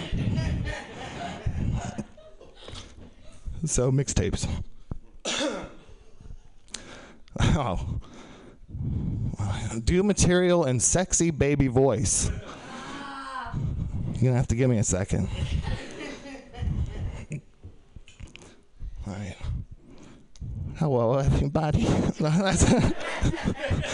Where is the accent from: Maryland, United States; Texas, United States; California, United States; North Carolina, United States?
Texas, United States; being from Texas